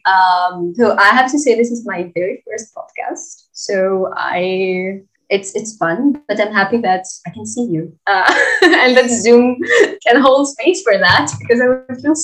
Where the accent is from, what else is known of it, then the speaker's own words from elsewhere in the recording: Crete, Greece; moved away; I come originally from Greece, from the island of Creta. So I am an islander from the south of Europe.